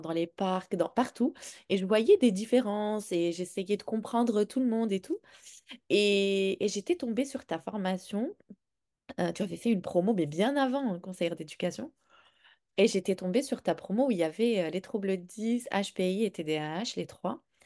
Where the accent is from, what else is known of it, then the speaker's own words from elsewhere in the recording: Morocco; moved away; J'ai grandi au Maroc